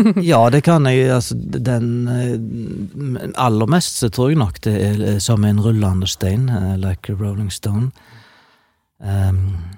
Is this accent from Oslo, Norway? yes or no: no; Vikebygd, Rogaland, Norway; jeg er fra Vikebygd, i det som tidligere var Ølen kommune i Sunnhordland, altså helt sør i Hordaland